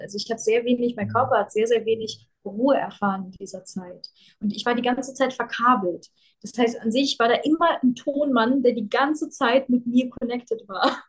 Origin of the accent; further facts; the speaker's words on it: Germany; also born or lived in Ukraine; während ich aufgewachsen bin in Deutschland